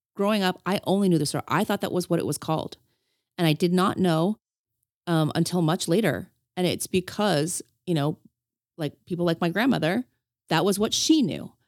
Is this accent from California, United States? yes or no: yes; Los Angeles, California, United States; I'm a woman and I'm from Los Angeles